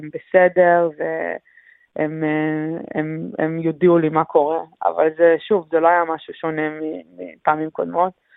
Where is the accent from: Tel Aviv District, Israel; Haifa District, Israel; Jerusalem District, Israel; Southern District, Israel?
Southern District, Israel; Kfar Aza; moved away as an adult; now in Melbourne, Australia; אני נולדתי בקיבוץ וגדלתי שם עד, אה, עד אחרי הצבא, שעזבתי לאוסטרליה